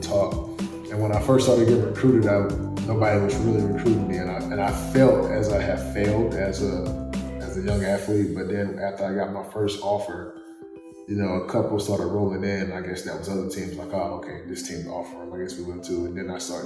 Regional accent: the South, United States; I'm from the South, the country

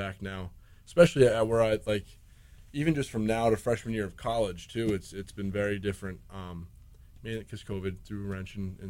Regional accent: New Jersey, United States; moved away as an adult; now in Kingston, United States; I'm from New Jersey

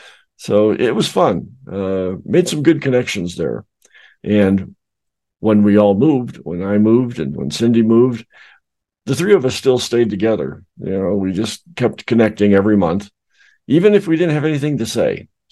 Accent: South Dakota, United States; also born or lived in Arizona / Colorado / California; Originally, I came from South Dakota. Then I moved down to Arizona. Then I moved up to Colorado. Then I moved over to California. Then I moved back to Arizona. So I've been around.

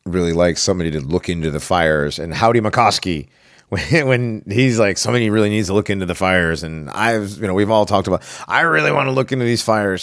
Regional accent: Connecticut, United States; I'm from Connecticut

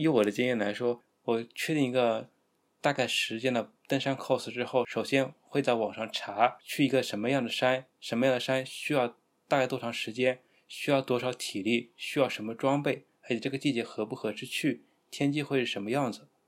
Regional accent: Hunan, China; 作为一个湖南人

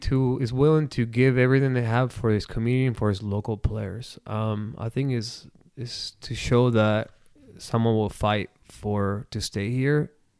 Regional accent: Argentina; now in Omaha, United States; I might not be born and raised in Omaha, but I'm more American than Argentinian, because I live more in America than I did in Argentinian. But my passion, my culture, the culture that I have is soccer, because I am Argentinian.

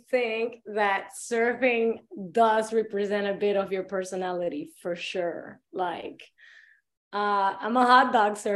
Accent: Dominical, Puntarenas, Costa Rica; Um, was born and raised in Dominical Beach, Costa Rica.

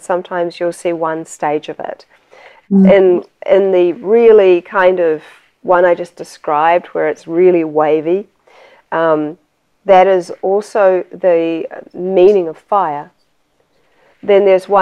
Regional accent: New Zealand; moved away; I'm originally from New Zealand

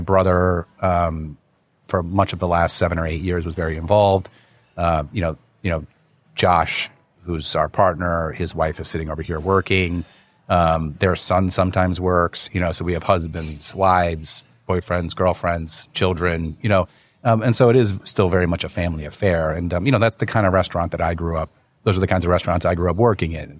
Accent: Wayne, New Jersey, United States; moved away as an adult; also born or lived in New York; now in Hong Kong; I was born in New York, but I really grew up in North Jersey.

